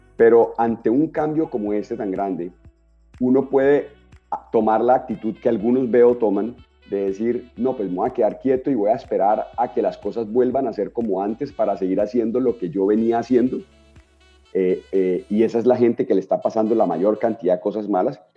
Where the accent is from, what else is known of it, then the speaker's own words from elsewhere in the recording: Cali, Valle del Cauca, Colombia; Yo soy un caleño básico